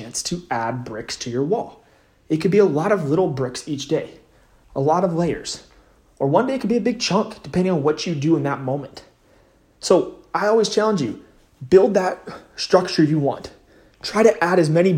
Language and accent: English; West Coast, United States; I'm from the West Coast